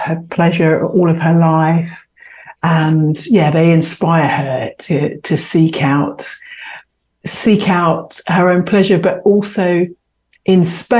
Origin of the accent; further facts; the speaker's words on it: London, United Kingdom; I was born and raised in London and in Southeast London